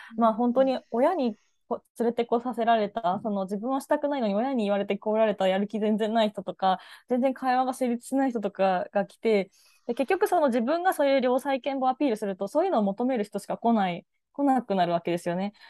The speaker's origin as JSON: {"language": "Japanese", "country": "Japan", "tie": "born or raised there", "moved": "yes", "said": "地方出身"}